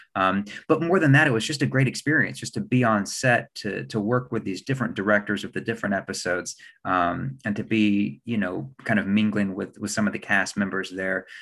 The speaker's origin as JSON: {"language": "English", "town": "Huntington", "region": "West Virginia", "country": "United States", "tie": "born or raised there", "said": "I grew up in Huntington, West Virginia"}